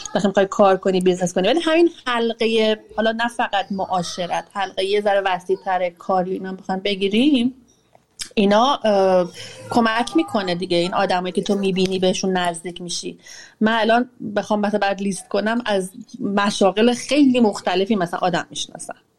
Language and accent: Persian; Iran; moved away as an adult; سنم کم نبوده وقتی از ایران اومدم بیرون 34 سالم بوده وقتی اومدم بیرون